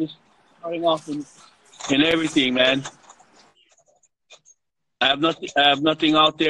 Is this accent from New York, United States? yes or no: no; Hawaii, United States; I'm from Hawaii.